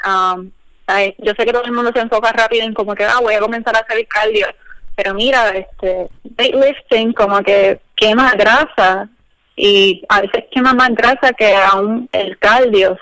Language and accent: Spanish; Puerto Rico; now in United States; todas nosotras somos profesionales y somos boricuas y estamos en diferentes partes de Estados Unidos